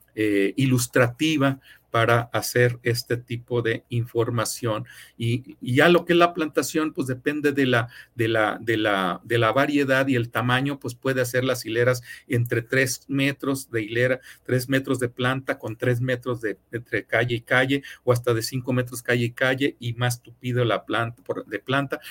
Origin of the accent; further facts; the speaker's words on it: Mexico; como somos los mexicanos